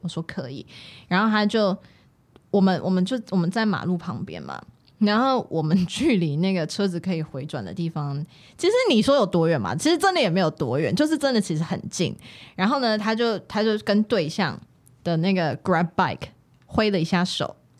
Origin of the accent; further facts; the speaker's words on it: Taiwan; 我是守法公民，我是台湾人